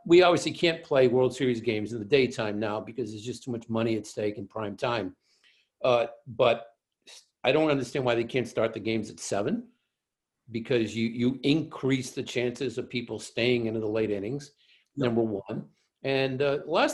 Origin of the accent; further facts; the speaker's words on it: Boston, Massachusetts, United States; as a Bostonian